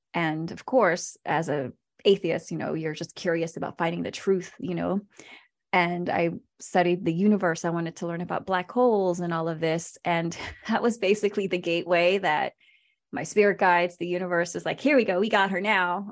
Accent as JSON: {"language": "English", "region": "Virginia", "country": "United States", "tie": "born or raised there", "also_born_or_lived": "Philippines / Manila", "said": "I was born in the Philippines, and I was there till I was six before I immigrated to Virginia, where I grew up"}